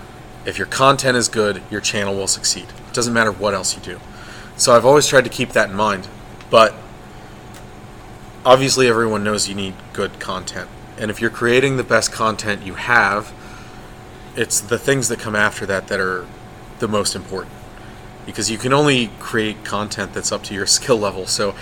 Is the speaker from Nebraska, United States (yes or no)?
no; Chambersburg, Pennsylvania, United States; Chambersburg, Pennsylvania.